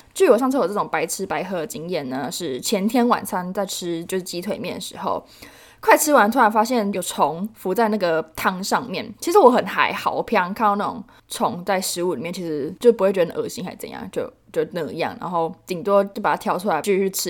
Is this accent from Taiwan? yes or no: yes; Taiwan; 我们台湾人